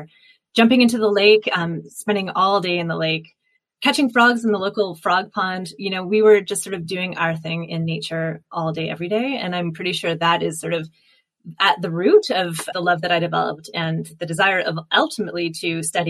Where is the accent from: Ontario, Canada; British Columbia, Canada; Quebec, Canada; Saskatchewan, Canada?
Ontario, Canada; Pickering; now in Alberta, Canada; I grew up in Ontario. I grew up in Pickering, a town with a nuclear power plant. And we had a cottage in the North Kawarthas.